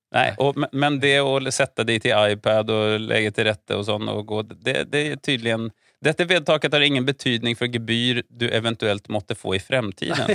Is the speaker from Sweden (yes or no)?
yes; Sweden; Norwegian is a second language; now in Norway; som svensk